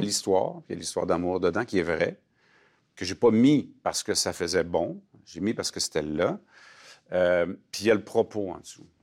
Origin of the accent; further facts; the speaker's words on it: Alma, Quebec, Canada; je suis né à Alma